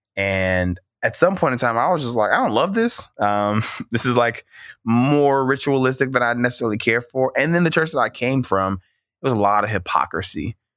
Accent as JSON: {"language": "English", "region": "Mississippi", "country": "United States", "tie": "born or raised there", "also_born_or_lived": "California", "said": "I moved to Mississippi, um, seventh grade"}